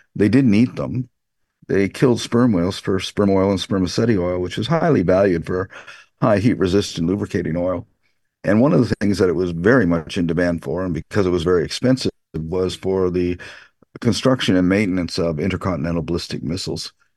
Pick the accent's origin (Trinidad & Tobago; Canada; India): Canada; Canada, this is where I'm from